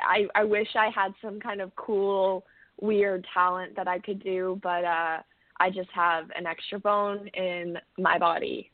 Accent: Cambridge, Ontario, Canada; moved away as an adult; also born or lived in Kamloops, British Columbia, Canada; now in Nashville, United States; I moved to Ontario, um, Cambridge originally when I was about seven, and I grew up there most of my life

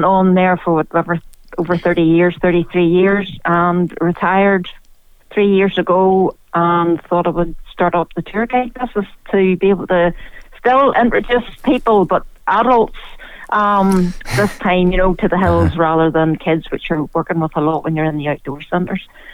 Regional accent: Coleraine, Northern Ireland, United Kingdom; now in Newcastle, United Kingdom; I grew up in Coleraine on the north coast.

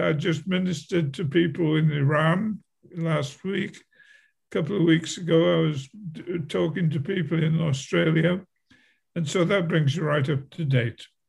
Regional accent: England, United Kingdom; moved away as an adult; also born or lived in Milwaukee, Wisconsin; I was I was born in England at a very early age

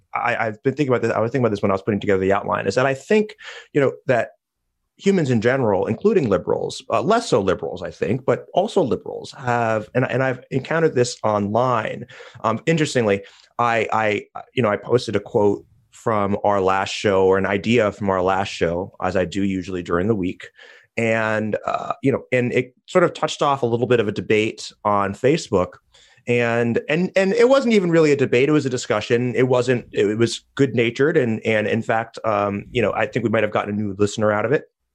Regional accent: United States; I'm embarrassed as an American.

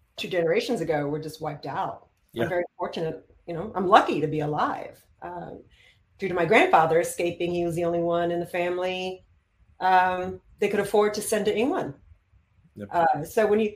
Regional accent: Israel; moved away; I grew up in Israel

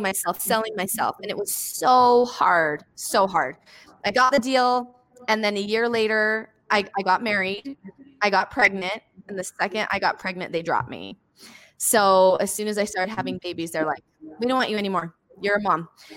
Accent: Bountiful, Utah, United States; And I'm this nobody from Bountiful, Utah.

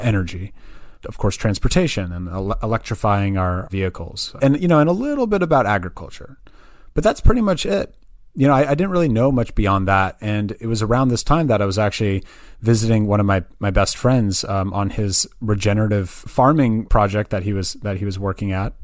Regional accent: Berkeley, California, United States; also born or lived in Santa Barbara, California; I was, I was born and raised in the Bay Area. Um, so I'm actually originally from Berkeley, California

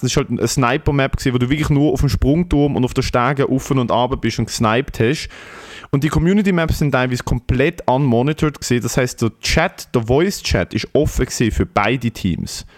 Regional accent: Switzerland; ich so mit 14, ich so, ja, ich komme aus der Schweiz

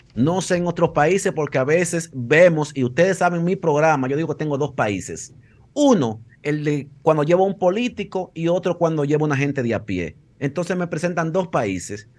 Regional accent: Dominican Republic; now in Madrid, Spain; somos dominicanos

